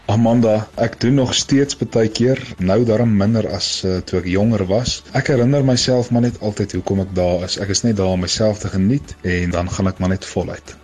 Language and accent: Afrikaans; Mokopane, Limpopo, South Africa; ek het groot geword so 10 km buitekant Mokopane, ook bekend as Potgietersrus.